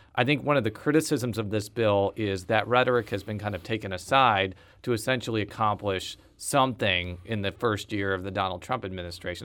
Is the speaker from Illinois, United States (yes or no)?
yes; Buffalo Grove, Illinois, United States; moved away as an adult; now in Missouri, United States; Buffalo Grove, Illinois native